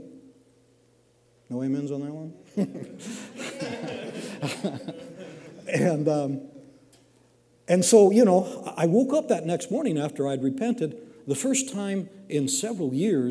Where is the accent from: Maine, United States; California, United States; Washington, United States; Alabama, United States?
Washington, United States; moved away; I grew up in Washington. It's kind of wet up there